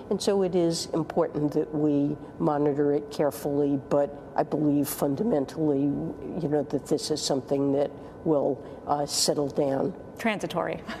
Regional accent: Ahrweiler, Rhineland-Palatinate, Germany; angesichts der Lage in meiner Heimat in Ahrweiler

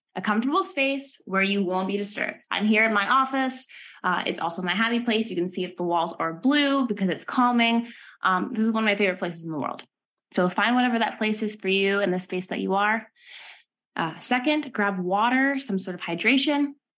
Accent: Texas, United States; moved away as an adult; now in Durham, United States; I'm actually originally from Texas

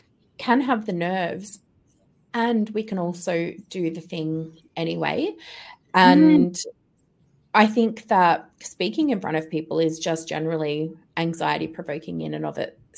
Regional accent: Melbourne, Victoria, Australia; dad's Aussie, mum's German, so there was mixed accent in the home, and people would often comment, where are you from? And I'm like, Melbourne, Australia.

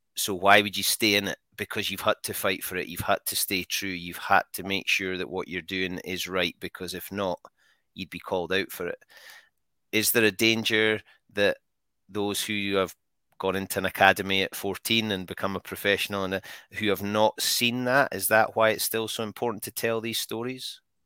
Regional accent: Scotland, United Kingdom; we're Scottish

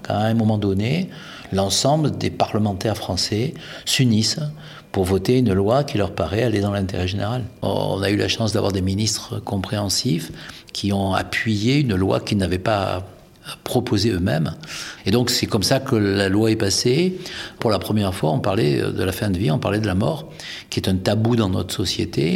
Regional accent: France; nous sommes français

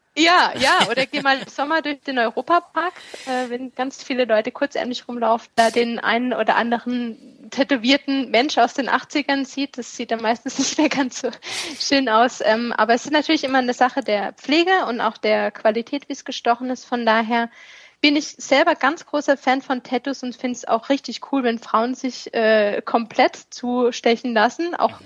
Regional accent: Stuttgart, Baden-Württemberg, Germany; now in Kraichgau, Germany; Ich komme ursprünglich aus dem Ländle

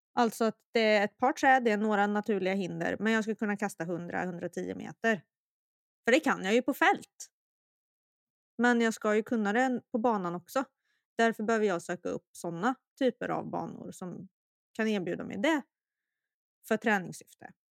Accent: Sweden; jag är att vara svensk

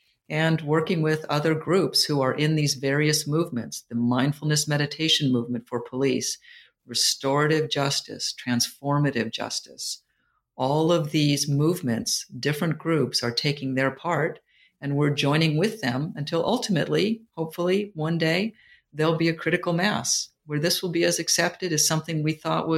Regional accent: California, United States; And I just ended up with them because I was from Silicon Valley and I was from Stanford.

